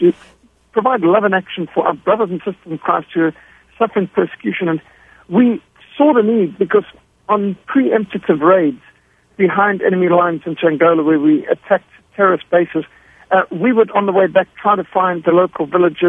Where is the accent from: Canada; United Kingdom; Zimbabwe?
Zimbabwe; I was brought up in Rhodesia, what today is Zimbabwe. So we were at war from the time I was 5 years old. And so I grew up in a war environment.